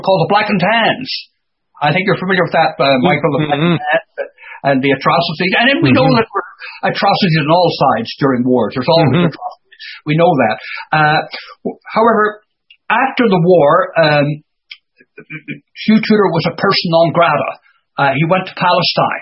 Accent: Ireland; in Ireland when I was growing up

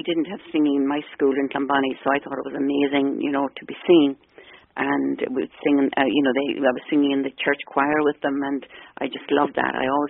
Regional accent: Athlone, Leinster, Ireland; moved away as an adult; also born or lived in Galway; now in Canada; I grew up in Athlone, County Westmeath. Yeah, I went to school in St. Peter's, and then I went to University College Galway

